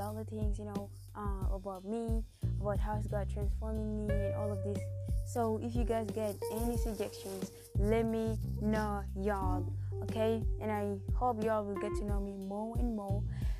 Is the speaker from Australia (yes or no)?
no; South Sudan; now in Germany; I'm 17 years old. I was born and raised in South Sudan, but right now I live in Germany.